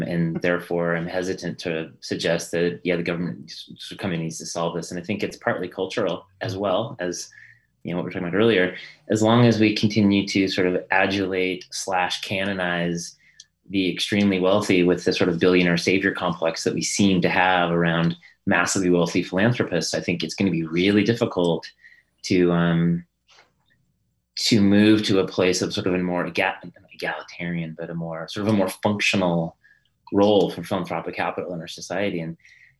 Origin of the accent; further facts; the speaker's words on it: United States; I'm American